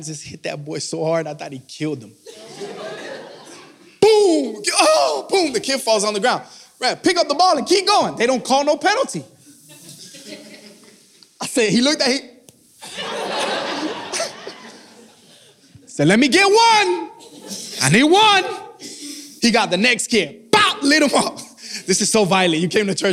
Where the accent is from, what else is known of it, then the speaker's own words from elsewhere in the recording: Miami, Florida, United States; I'm from Miami